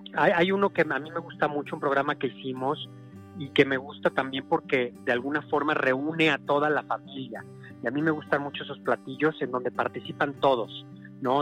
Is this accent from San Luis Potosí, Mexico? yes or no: yes; San Luis Potosí, Mexico; yo soy de San Luis Potosí